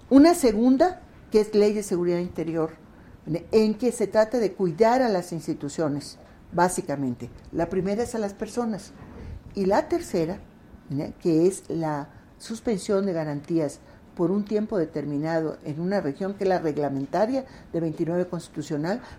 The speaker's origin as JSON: {"language": "Spanish", "region": "Yucatán", "country": "Mexico", "also_born_or_lived": "Mexico City", "lives_now": "Mérida, Mexico"}